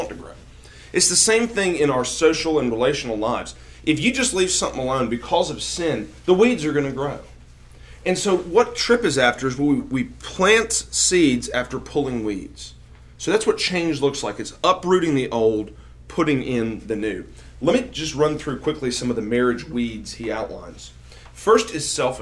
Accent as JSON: {"language": "English", "town": "Greenville", "region": "South Carolina", "country": "United States", "tie": "born or raised there", "moved": "as an adult", "lives_now": "Jackson, United States", "said": "I grew up in South Carolina"}